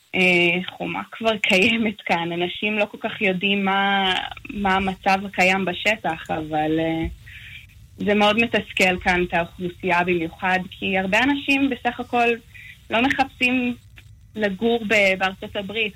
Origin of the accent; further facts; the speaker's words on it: Nahariya, Northern District, Israel; moved away as an adult; also born or lived in Los Angeles; now in El Paso, United States; אני גדלתי בארץ, אבל תמיד כש... אני גם מהצפון במקור, אז uh, מנהריה